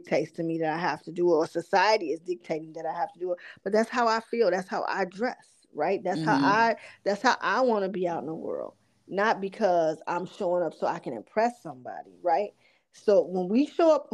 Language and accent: English; Chicago, Illinois, United States; little ghetto girls like me growing up on the South Side on the low end of Chicago